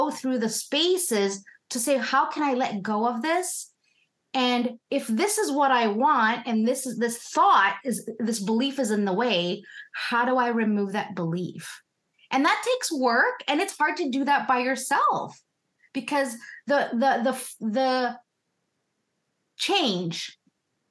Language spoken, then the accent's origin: English; Philippines; now in Canada; I'm first gen Canadian. I'm from the Philippines.